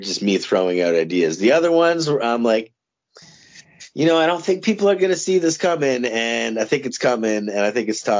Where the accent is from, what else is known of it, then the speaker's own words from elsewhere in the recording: Windsor, Ontario, Canada; I grew up in Windsor, Ontario.